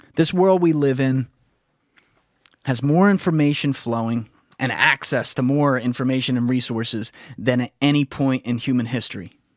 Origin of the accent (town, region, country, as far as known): United States